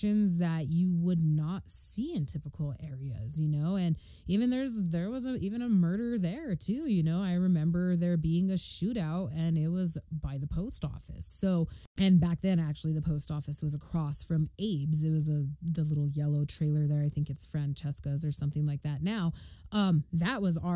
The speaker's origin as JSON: {"language": "English", "town": "Arroyo Seco", "region": "New Mexico", "country": "United States", "tie": "born or raised there", "said": "I grew up in Arroyo Seco, and I grew up in a house that's one of the oldest houses"}